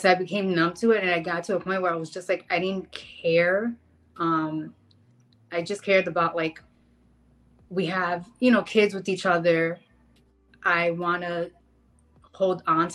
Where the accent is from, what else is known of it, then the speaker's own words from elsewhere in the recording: Jersey City, New Jersey, United States; now in Kentucky, United States; we grew up in Jersey City. So I'm originally from there, but I now live in Kentucky